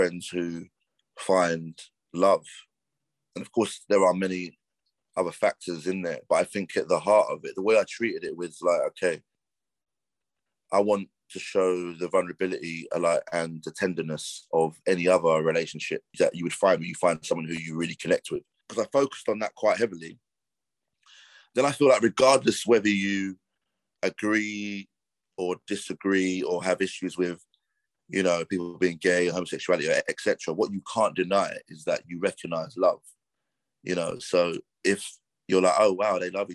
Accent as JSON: {"language": "English", "region": "London", "country": "United Kingdom", "tie": "born or raised there", "said": "growing up in London"}